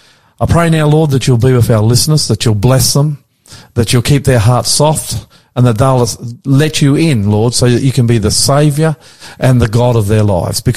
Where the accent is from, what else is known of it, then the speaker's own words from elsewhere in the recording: Australia; I'm the …